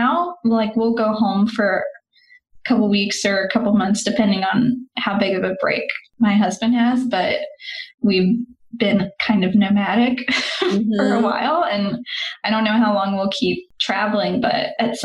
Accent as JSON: {"language": "English", "region": "West Virginia", "country": "United States", "also_born_or_lived": "Australia / Denmark / France", "moved": "as an adult", "lives_now": "Portugal", "said": "We're from West Virginia, very small towns, very rural country"}